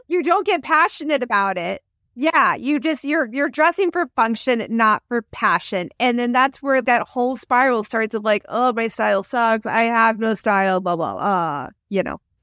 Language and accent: English; Kansas City, United States; I grew up in Kansas City